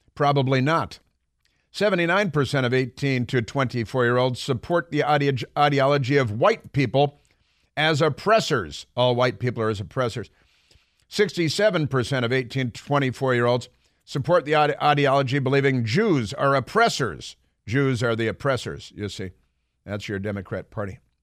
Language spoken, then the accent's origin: English; Chicago, Illinois, United States; I grew up in Chicago